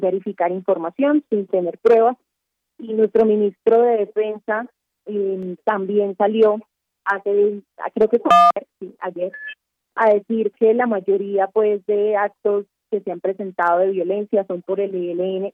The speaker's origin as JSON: {"language": "Spanish", "town": "Cali", "region": "Valle del Cauca", "country": "Colombia", "moved": "yes", "lives_now": "Bogotá, Colombia", "said": "Yo estoy en Bogotá, porque nuestra sede del periódico El Espectador es aquí en la capital, pero yo soy de Cali"}